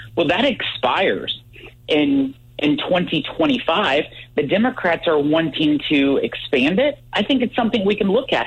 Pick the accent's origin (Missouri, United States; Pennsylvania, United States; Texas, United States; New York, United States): Missouri, United States; Salem; I grew up in Salem. I live on my fourth generation family farm